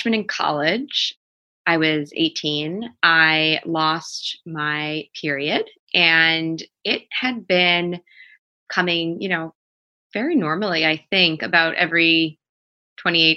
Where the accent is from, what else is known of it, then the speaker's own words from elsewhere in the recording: New York, United States; also born or lived in Baltimore; because I'm from New York, when I was home in New York for that summer